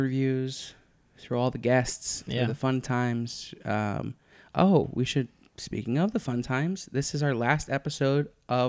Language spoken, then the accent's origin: English; Philadelphia, Pennsylvania, United States; I'm from Philadelphia.